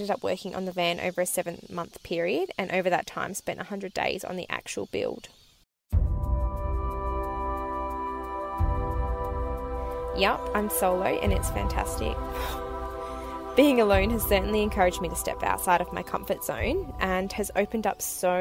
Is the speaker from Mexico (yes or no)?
no; west coast of Australia, Western Australia, Australia; I left my hometown on the west coast of Australia in May 2019